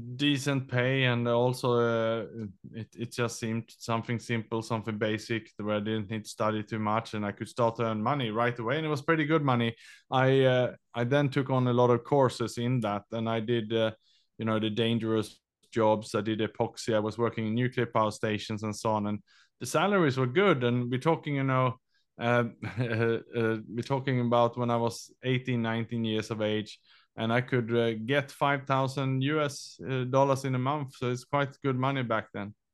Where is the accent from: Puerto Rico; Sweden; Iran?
Sweden; English is a second language; moved away as an adult; also born or lived in Australia / London / Vietnam; now in Southeast Asia; I was born in Sweden. I was educated in Australia, and then I lived and worked in Southeast Asia last twenty years.